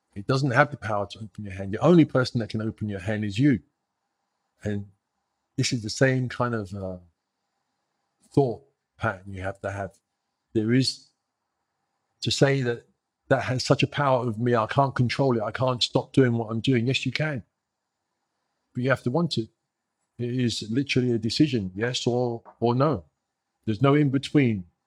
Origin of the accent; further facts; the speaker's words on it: New York, United States; moved away as an adult; also born or lived in England / Sweden; I grew up in New York. I grew up in New York in the eighties